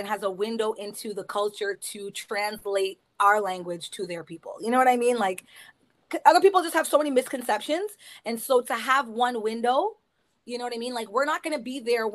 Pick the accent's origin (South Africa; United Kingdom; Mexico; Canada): Canada; Canada is a stew pot because we identify everything that's in your heritage